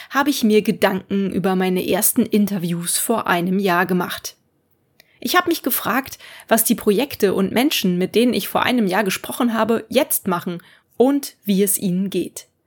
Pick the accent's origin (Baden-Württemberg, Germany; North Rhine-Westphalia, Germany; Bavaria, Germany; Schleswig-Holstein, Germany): North Rhine-Westphalia, Germany; Cologne; Die beiden sind die Geschäftsführerinnen zweier Unverpacktläden hier in meiner Heimatstadt Köln.